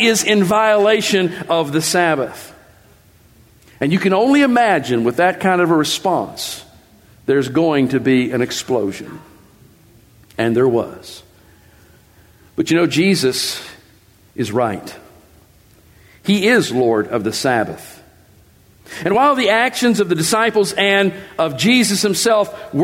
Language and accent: English; West Virginia, United States; I grew up in West Virginia in a religious movement